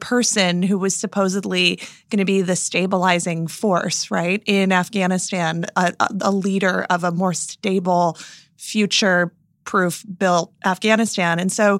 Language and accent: English; United States; I personally feel both very patriotic as an American and also like I have a massive, massive problem with American exceptionalism in its current form.